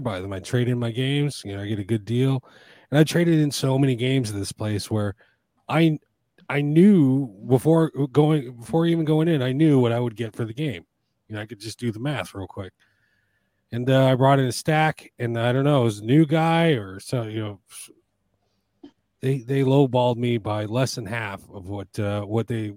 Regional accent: United States; I'm an American

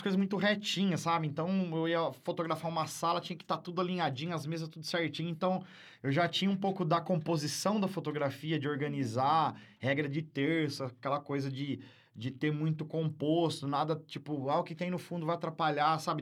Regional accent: Barra Bonita, São Paulo, Brazil; now in Marília, Brazil; eu não sou de Marília, né? É. Eu nasci em Barra Bonita, para quem não conhece, aqui é uma cidade turística aqui perto de Jaú, Barra, é, Bauru, ali, aquela região. E lá, minha infância toda

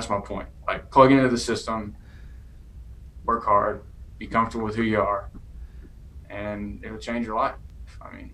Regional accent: East Texas, United States; I grew up in East Texas

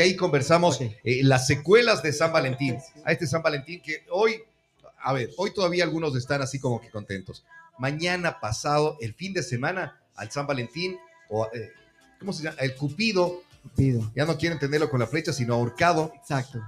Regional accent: Ecuador; así somos los ecuatorianos

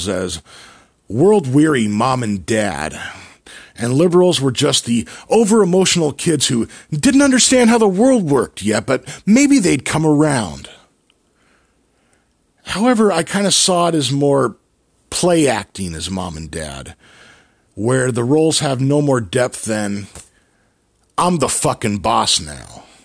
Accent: Albany, United States; I grew up in Albany

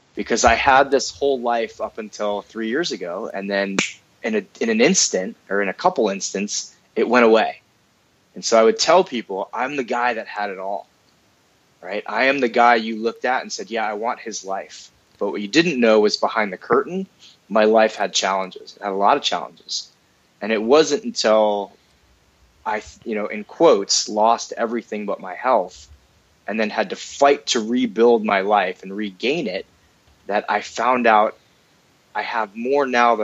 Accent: United States; I'm an American

